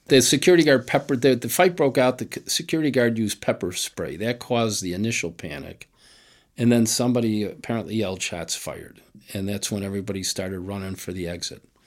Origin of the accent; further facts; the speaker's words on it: Chicago, Illinois, United States; growing up on the West Side was great.